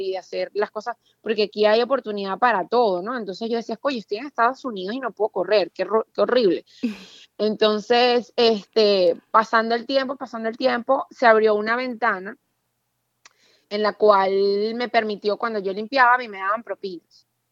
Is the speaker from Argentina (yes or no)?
no; Venezuela; moved away as an adult; yo jamás quise irme de Venezuela. Yo viví un tiempo en el extranjero en el año 2000, estudiando también, y yo cuando volví a Venezuela